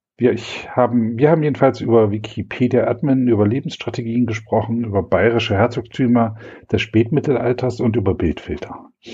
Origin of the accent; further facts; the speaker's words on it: East Germany, Germany; Ich bin in der DDR aufgewachsen